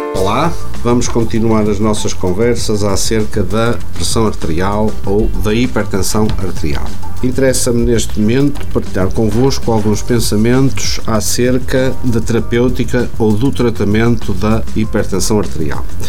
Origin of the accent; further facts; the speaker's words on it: Portugal; como portugueses